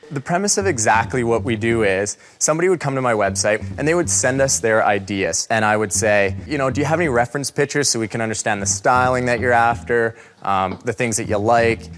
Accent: Creston, British Columbia, Canada; now in Burlington, Canada; I'm from Creston, B C. now residing in Burlington, Ontario.

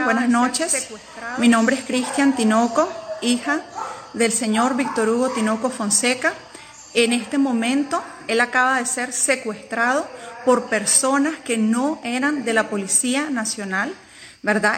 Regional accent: Nicaragua; Los nicaragüenses tenemos

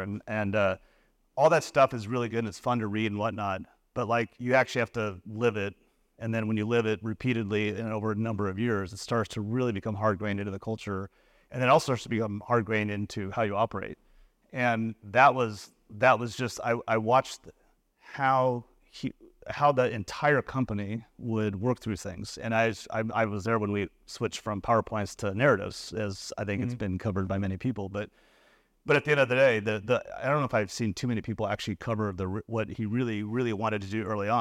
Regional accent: United States; also born or lived in Tokyo, Japan / Beijing, China; the American who's, you know, the lifeline to the U.S.

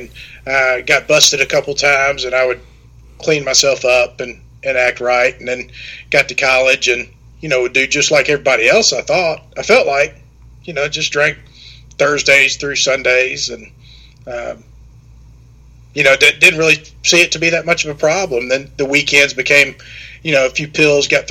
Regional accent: Germantown, Tennessee, United States; also born or lived in Mississippi State University; I grew up in Germantown, Tennessee, which is not too far from where I live now.

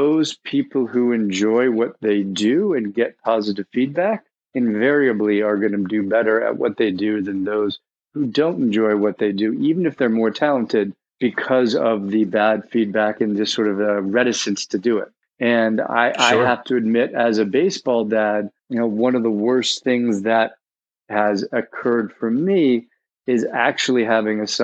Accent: New York City, New York, United States; my background is growing up in New York City on the Upper East Side

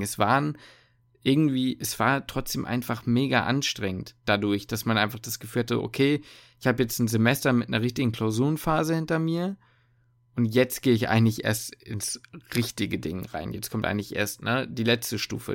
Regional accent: Hamburg, Germany; ich komme aus Hamburg

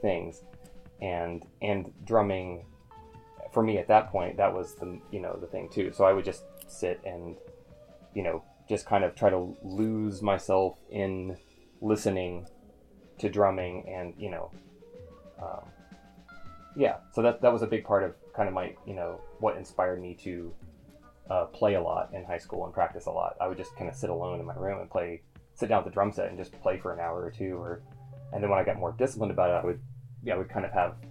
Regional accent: Southern Ohio, United States; I grew up in kind of like Southern Ohio, which is basically Northern Kentucky

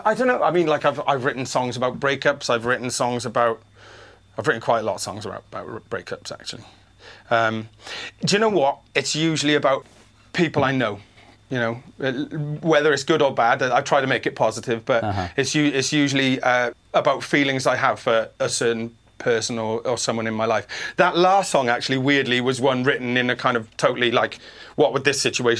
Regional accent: Wales, United Kingdom; now in San Diego, United States; I'm from Wales. We all sing

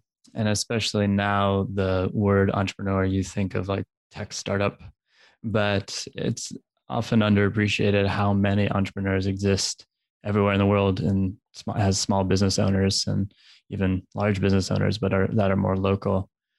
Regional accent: New Jersey, United States; So I grew up in New Jersey

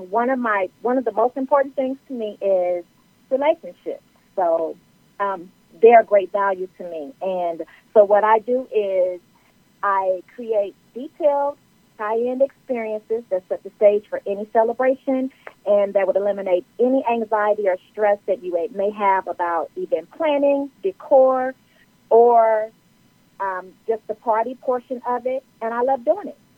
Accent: Los Angeles, California, United States; now in Atlanta, United States; I'm originally from Los Angeles, California, and I reside in Atlanta, Georgia

